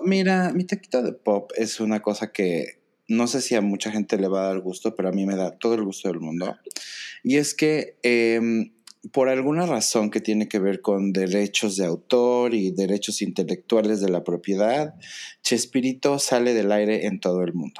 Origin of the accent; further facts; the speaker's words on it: Mexico; nosotros como mexicanos